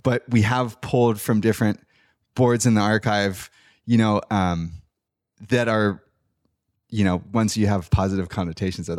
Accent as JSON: {"language": "English", "town": "San Clemente", "region": "California", "country": "United States", "tie": "born or raised there", "said": "growing up in San Clemente"}